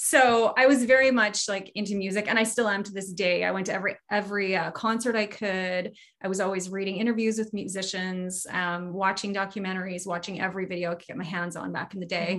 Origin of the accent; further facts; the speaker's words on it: the Prairies, Canada; moved away as an adult; now in British Columbia, Canada; I am from the prairies, smack in the middle of Canada, but I live on the West Coast now. I've been here for 17 years, 18 years